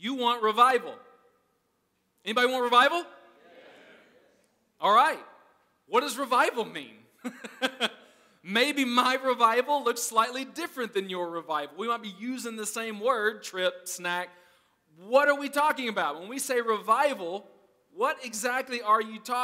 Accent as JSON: {"language": "English", "region": "Arkansas", "country": "United States", "said": "I'm from Arkansas"}